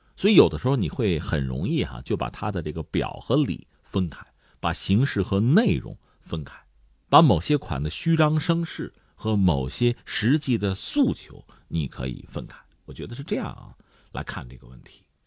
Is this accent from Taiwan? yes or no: no; China; 对我们中国人来讲